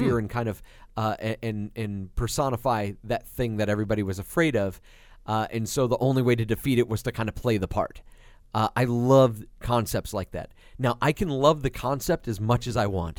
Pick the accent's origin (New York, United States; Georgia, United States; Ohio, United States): New York, United States; moved away; being a kid growing up in New York